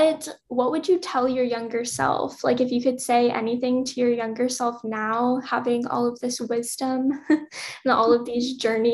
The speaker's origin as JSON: {"language": "English", "region": "Louisiana", "country": "United States", "moved": "yes", "lives_now": "Los Angeles, United States", "said": "so I'm from Louisiana originally, and Louisiana's like acronym is LA, but obviously LA different than Los Angeles."}